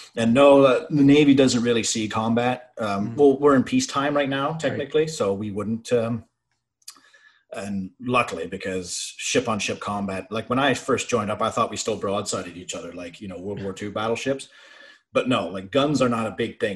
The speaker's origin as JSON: {"language": "English", "town": "Brockville", "region": "Ontario", "country": "Canada", "tie": "born or raised there", "also_born_or_lived": "Ottawa", "said": "the Armory in Brockville, my hometown, happened to be hiring"}